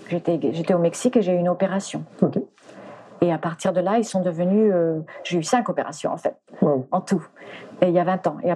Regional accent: Spain; mais d'abord je venais, j'étais danseuse de flamenco, je venais d'Espagne

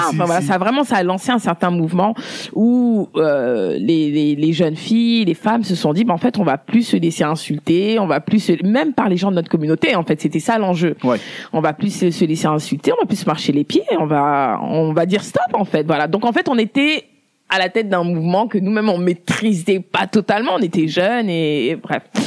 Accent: France; je suis née en France, j'ai grandi en France

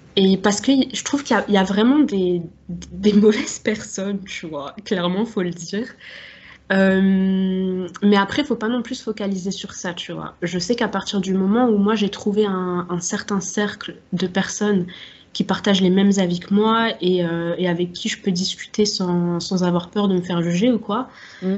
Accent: Strasbourg, Grand Est, France; j'ai grandi à Strasbourg. Là-bas, j'y suis encore

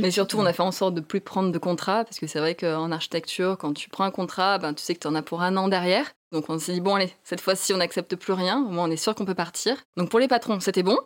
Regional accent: southern France, France; moved away; du sud de la France

